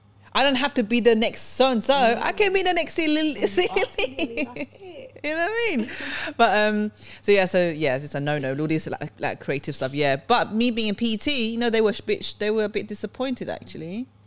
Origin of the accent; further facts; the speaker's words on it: Sweden; moved away; I was born in Sweden.